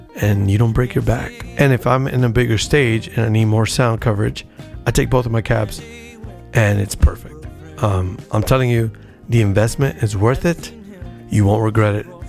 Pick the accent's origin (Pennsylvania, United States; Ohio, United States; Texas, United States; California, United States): California, United States; Lynwood; I grew up in Linwood, so it was like a suburb outside of L